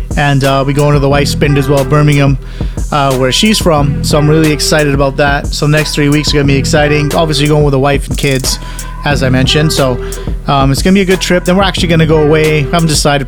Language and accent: English; Canada; also born or lived in United Kingdom; being Canadian